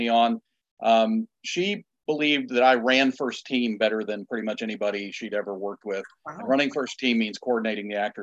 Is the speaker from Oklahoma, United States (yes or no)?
no; Illinois, United States; now in Wilmington, United States; I'm from the Midwest. I'm from Illinois